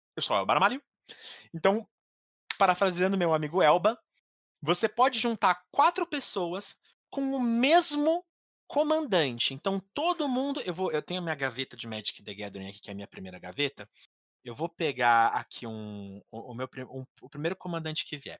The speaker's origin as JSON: {"language": "Portuguese", "region": "São Paulo", "country": "Brazil", "said": "eu sou de São Paulo"}